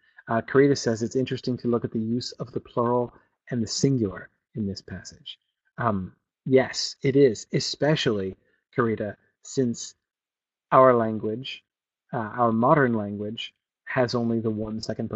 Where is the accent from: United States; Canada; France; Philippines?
United States; New England; at least I consider myself from New England. I've lived here. I moved here when I was 10, and now I'm back again.